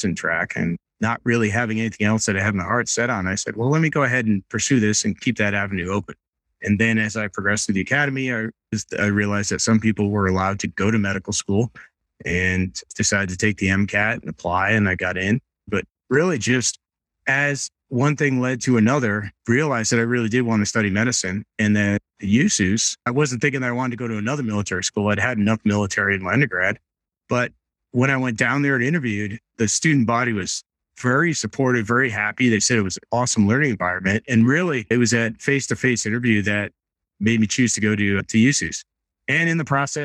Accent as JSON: {"language": "English", "region": "Rhode Island", "country": "United States", "tie": "born or raised there", "said": "Growing up, I grew up in Rhode Island."}